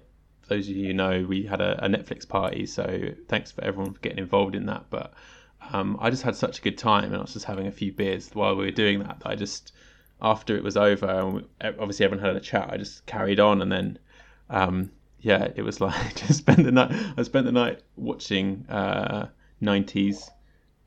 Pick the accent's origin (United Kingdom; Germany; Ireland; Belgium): United Kingdom; England; now in Tokyo, Japan; I'm an English guy that lives in Tokyo